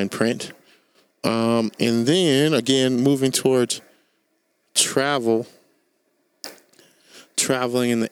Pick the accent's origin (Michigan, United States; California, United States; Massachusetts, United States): California, United States; Sacramento; we're from Sacramento